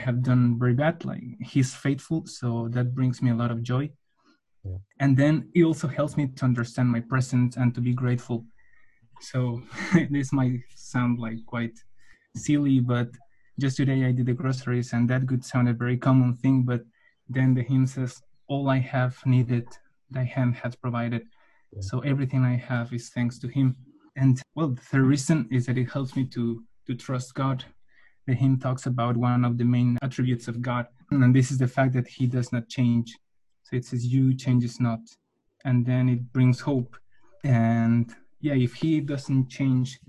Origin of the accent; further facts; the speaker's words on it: Mexico City, Mexico; moved away as an adult; now in Switzerland; I'm from Mexico, Mexico City